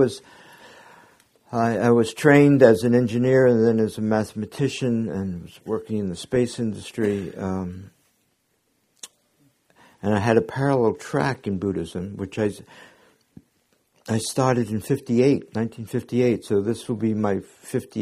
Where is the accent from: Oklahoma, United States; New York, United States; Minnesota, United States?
New York, United States; New York City; I was born in Brooklyn, Jewish parents